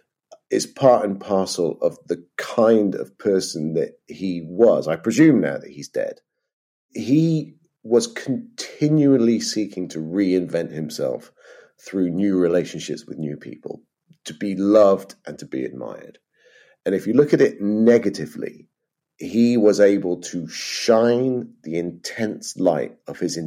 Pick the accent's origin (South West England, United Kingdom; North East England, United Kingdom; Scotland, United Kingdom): Scotland, United Kingdom; Edinburgh; born or raised there; also born or lived in Bristol